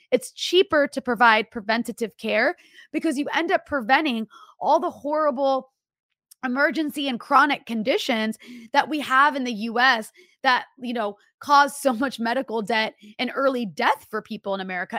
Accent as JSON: {"language": "English", "country": "United States", "said": "I'm so American"}